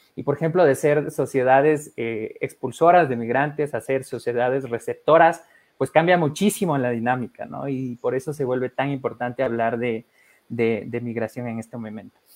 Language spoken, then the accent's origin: Spanish; Ecuador; aquí de Ecuador